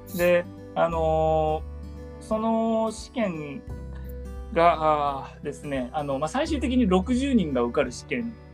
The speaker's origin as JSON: {"language": "Japanese", "region": "Hiroshima", "country": "Japan", "tie": "born or raised there", "said": "僕あの広島県、うん、出身"}